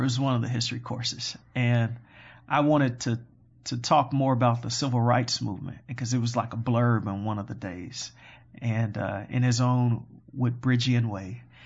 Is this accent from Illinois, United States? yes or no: yes; Chicago, Illinois, United States; I am born and raised in Chicago on the far south side of Chicago